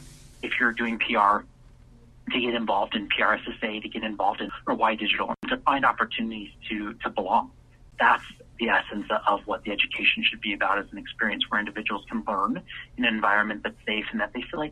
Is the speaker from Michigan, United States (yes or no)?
no; South Central Idaho, United States; now in Chicago, United States; I'm from Idaho and I grew up on a farm in South Central Idaho. The environment that I grew up in, I lived actually less than 20 minutes away from an internment camp when the Japanese were interned during World War II.